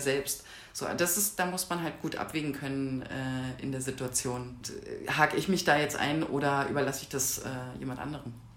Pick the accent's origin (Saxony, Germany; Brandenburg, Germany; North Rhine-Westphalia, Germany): Brandenburg, Germany; southern; moved away as an adult; also born or lived in Freiberg; now in Leipzig, Germany; Ich komme eigentlich urspr ursprünglich aus Südbrandenburg, so aus einem kleinen Nest.